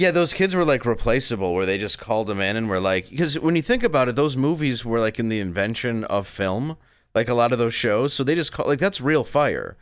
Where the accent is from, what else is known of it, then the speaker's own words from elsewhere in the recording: Grosse Pointe, Michigan, United States; also born or lived in Detroit, Michigan; I grew up in Grosse Pointe, which is like an upscale suburb